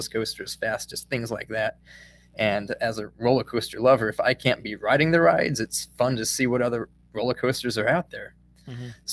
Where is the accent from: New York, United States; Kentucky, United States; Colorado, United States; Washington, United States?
Colorado, United States; now in Missouri, United States; I live in Missouri now, but I grew up in Colorado